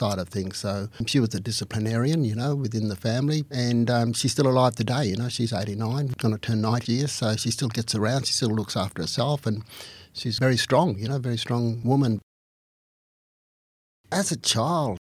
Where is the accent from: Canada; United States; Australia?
Australia; Alice Springs, Northern Territory; also born or lived in Aldgate, South Australia; I was born in 1957, then 1958 we came back to Alice Springs